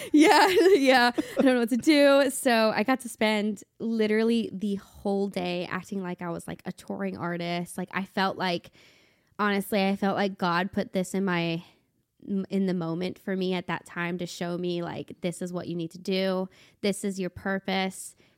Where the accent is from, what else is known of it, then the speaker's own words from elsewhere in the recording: Cincinnati, Ohio, United States; now in Nashville, United States; I grew up in Cincinnati, Ohio.